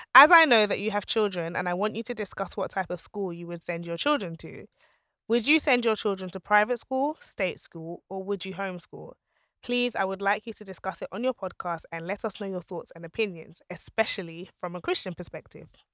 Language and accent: English; Nigeria; I'm Nigerian, I'm Yoruba